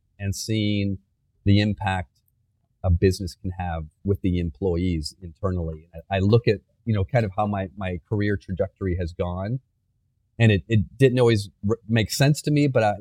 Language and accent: English; Flint, Michigan, United States; moved away; I grew up in Flint in the 80s